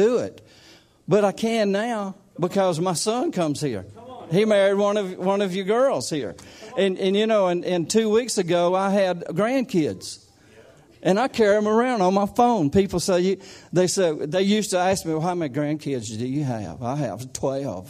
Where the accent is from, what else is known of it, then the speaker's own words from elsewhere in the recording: United States; accent: country; I'm not an Englishman. I don't talk like you guys. This is just country